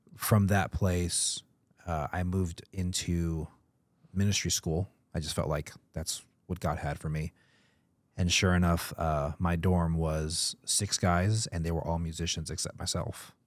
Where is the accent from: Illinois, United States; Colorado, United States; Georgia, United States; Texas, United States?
Georgia, United States; Atlanta; moved away; I grew up in Atlanta